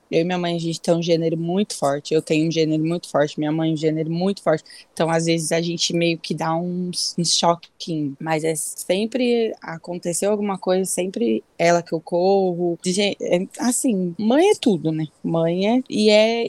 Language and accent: Portuguese; Bela Vista do Paraíso, Paraná, Brazil; now in Rio Claro, Brazil; Eu nasci em Bela Vista do Paraíso, é uma cidadezinha próximo de Londrina